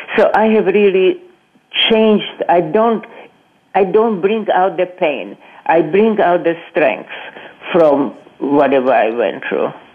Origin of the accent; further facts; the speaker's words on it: Brno, South Moravian Region, Czechia; moved away; I was born in Brno, BRNO, Czechoslovakia